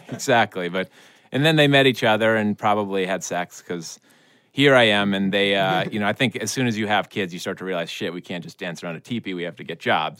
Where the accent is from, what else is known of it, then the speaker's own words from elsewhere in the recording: Vermont, United States; I'm from Vermont.